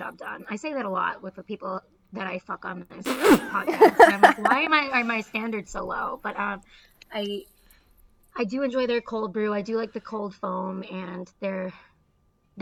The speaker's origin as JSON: {"language": "English", "town": "Canton", "region": "Massachusetts", "country": "United States", "tie": "born or raised there", "said": "Canton, Massachusetts. That's my hometown"}